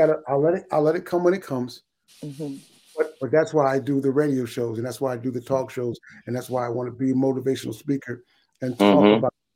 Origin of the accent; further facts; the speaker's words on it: New York City, New York, United States; now in Bronx, New York, United States; I'm from Queens. I was born in Queens.